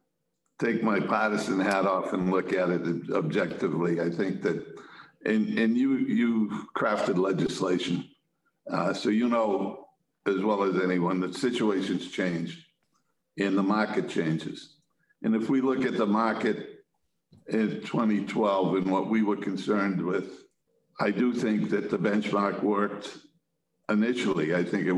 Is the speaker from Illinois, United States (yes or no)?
no; Quincy, Massachusetts, United States; I grew up and lived in Quincy, represent Quincy